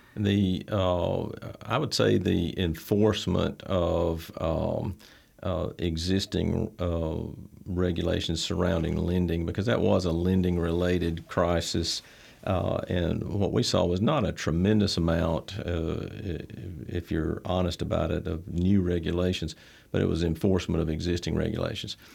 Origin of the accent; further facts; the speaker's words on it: Troy, Alabama, United States; I was, uh, born here in Troy. Troy's home to me, been here since back since nineteen seventy